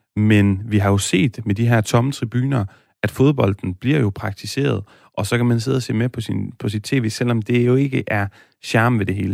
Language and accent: Danish; Aarhus, Central Denmark Region, Denmark; also born or lived in Spain; Jeg er født og opvokset i Aarhus